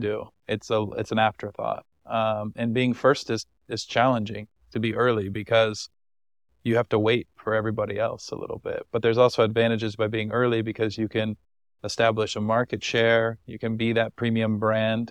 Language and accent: English; United States; as an American traveler